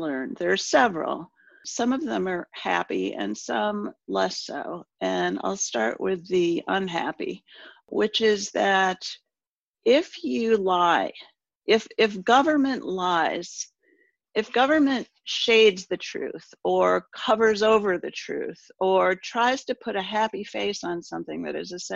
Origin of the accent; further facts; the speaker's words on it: Michigan, United States; moved away; I am from Michigan. I grew up in Michigan.